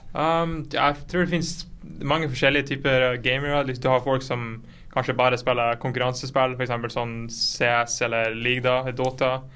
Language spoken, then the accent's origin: Norwegian; Fauske, Nordland, Norway; now in Berlin, Germany; jeg kommer fra Fauske, liten by i Nordland på siden av Bodø.